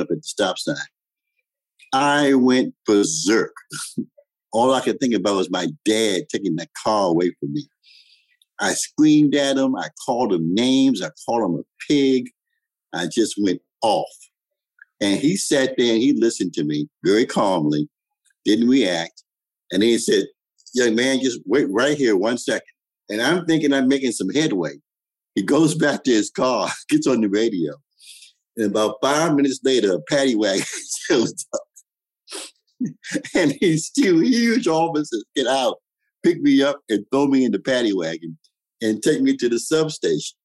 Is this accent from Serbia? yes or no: no; Washington, District of Columbia, United States; I grew up in Washington, D.C. in the 50s and the 60s